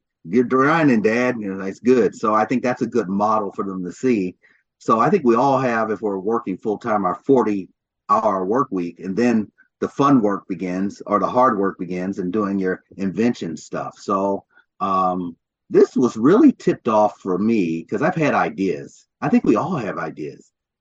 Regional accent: Louisville, Kentucky, United States; moved away as an adult; also born or lived in Chicago, Illinois / Ithaca, New York / Ann Arbor, Michigan / Detroit, Michigan; I was born in Chicago, grew up in Louisville, Kentucky

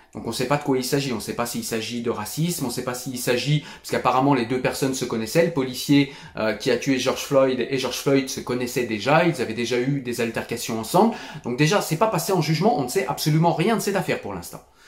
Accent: France; je suis français

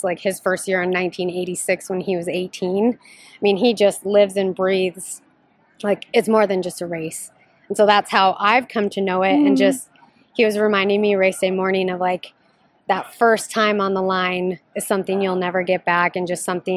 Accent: Pocatello, Idaho, United States; Pocatello, Idaho, okay. Eastern Idaho.

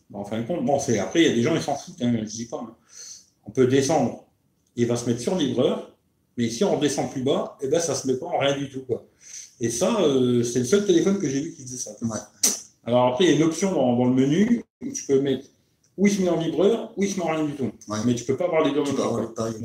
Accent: Grand Est, France; Nous, on est, on est lorrain, tu vois.

